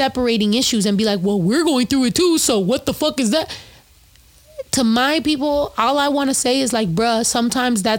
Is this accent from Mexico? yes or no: yes; Mexico; first language Spanish; English is a second language; also born or lived in Michoacán; now in United States; I was raised in Mexico, in Zacatecas, in Michoacán.